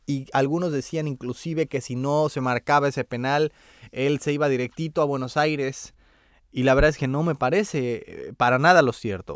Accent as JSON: {"language": "Spanish", "country": "Mexico", "said": "como mexicanos"}